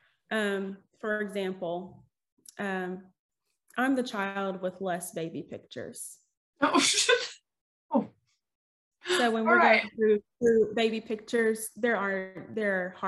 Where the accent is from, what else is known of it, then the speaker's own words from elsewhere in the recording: Smyrna, Tennessee, United States; also born or lived in Atlanta, Georgia; I was born in Atlanta, Georgia, and grew up here in Smyrna, Tennessee